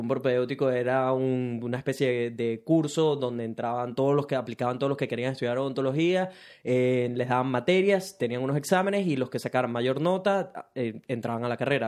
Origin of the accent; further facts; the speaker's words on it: Venezuela; now in Brisbane, Australia; soy un latino que vive en Brisbane, Australia, específicamente venezolano